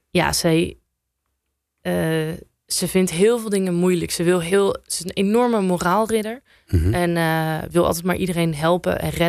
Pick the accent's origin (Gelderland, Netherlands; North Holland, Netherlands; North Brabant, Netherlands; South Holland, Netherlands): Gelderland, Netherlands; Apeldoorn; also born or lived in Amsterdam; omdat ik zelf eh, tien jaar daar heb gewoond. En ik kwam uit Apeldoorn naar Zuidoost.